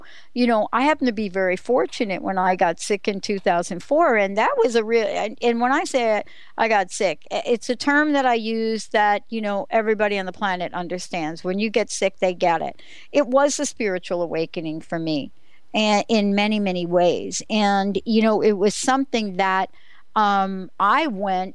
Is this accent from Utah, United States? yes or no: no; New York City, New York, United States; moved away; a girl growing up on the East Coast from the Bronx